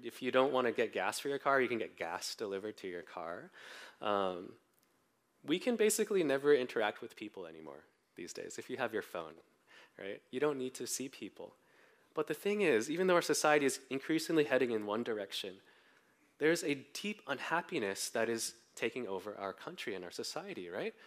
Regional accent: Bay Area, California, United States; I grew up mostly in the Bay Area

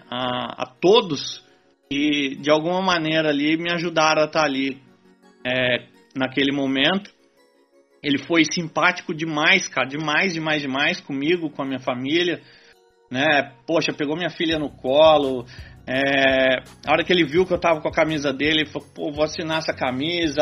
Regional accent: Brazil; sou brasileiro

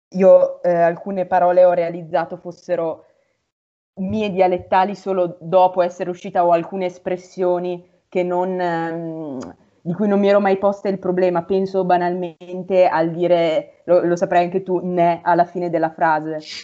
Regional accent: Piubega, Lombardy, Italy; vengo da un paese in provincia di Mantova che si chiama Piubega ed è molto molto piccolo

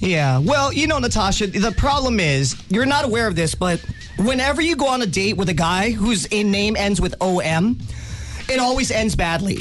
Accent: Hawaii, United States; I'm Hawaiian from both, my mom's a quarter, my dad's a quarter makes me a quarter.

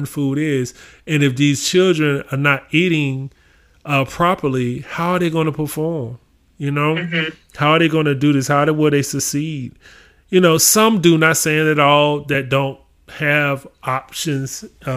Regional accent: Augusta, Georgia, United States; I'm actually from Augusta, Georgia

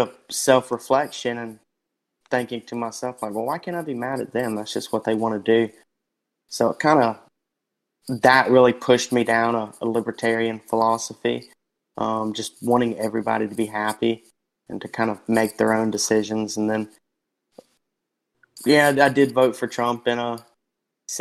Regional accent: the South, United States; growing up in the South

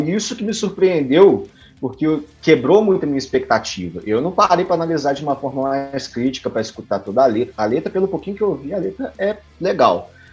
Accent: Minas Gerais, Brazil; eu sou mineiro

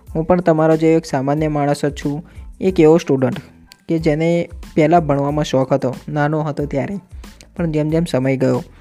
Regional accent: Narsanda, Gujarat, India; આપણે ખેડા જિલ્લામાં નડિયાદ તાલુકામાં નરસંડા મારું ગામ છે

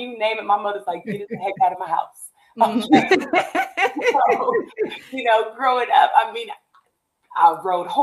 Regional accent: Long Beach, California, United States; also born or lived in La Palma, California / Chino, California / Ontario, California; I was born and raised in Long Beach, California, and pretty much have been in California for 40 some odd years.

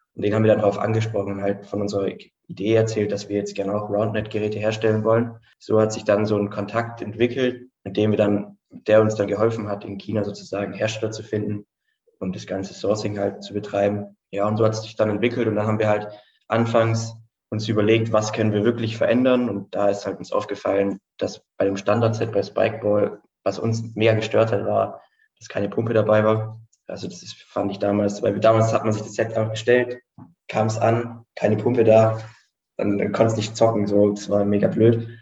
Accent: Stuttgart, Baden-Württemberg, Germany; Student, ähm, komme aus Stuttgart

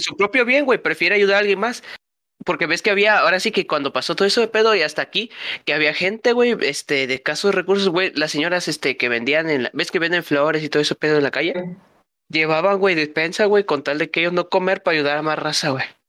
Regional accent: Mexico; somos mexicanos

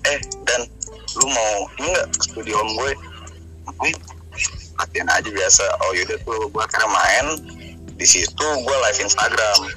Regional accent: Bintaro, Banten, Indonesia; Gue anak Bintaro.

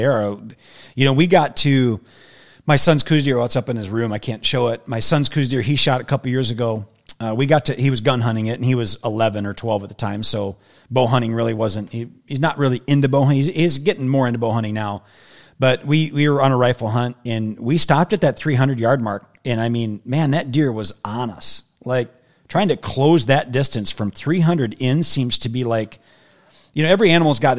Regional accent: Wisconsin, United States; moved away as an adult; now in Phoenix, United States; I grew up in Wisconsin and lived there till I was 38 years old

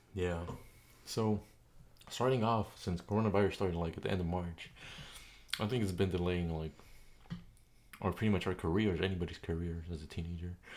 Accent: San Diego, California, United States; we're both teenagers from California, San Diego

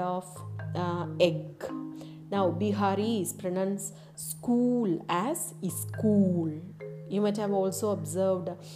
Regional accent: India

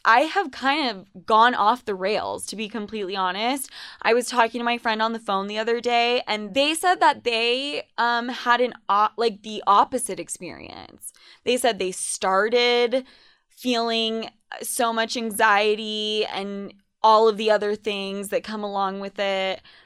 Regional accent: Utah, United States; also born or lived in New York; I was considered Spanish as fuck in high school growing up in Utah

